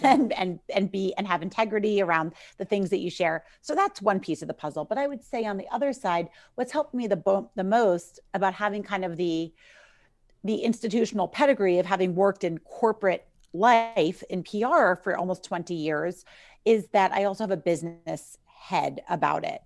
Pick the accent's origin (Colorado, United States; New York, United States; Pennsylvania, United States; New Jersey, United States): New York, United States; New York City; I'm from New York City